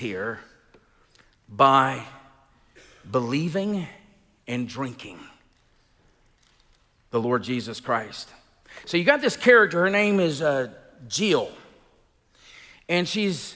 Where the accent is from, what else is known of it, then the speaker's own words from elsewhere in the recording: Elba, Alabama, United States; moved away; I grew up in Elba